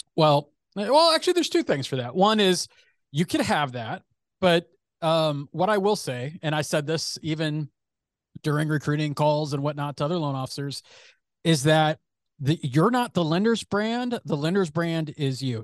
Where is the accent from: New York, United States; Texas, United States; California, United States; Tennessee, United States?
California, United States; San Francisco Bay Area; born or raised there